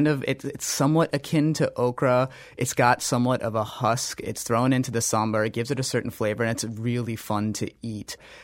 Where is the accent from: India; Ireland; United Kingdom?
India; North India; I'm North Indian and the food is South Indian, so right. I didn't grow up eating it.